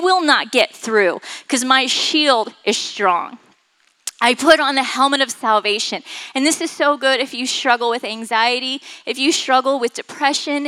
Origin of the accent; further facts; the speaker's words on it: Florida, United States; I grew up in Florida